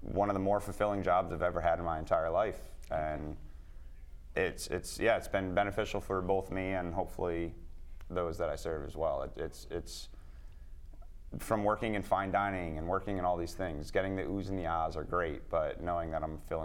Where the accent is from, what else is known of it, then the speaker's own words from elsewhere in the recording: Connecticut, United States; I was born and raised in Connecticut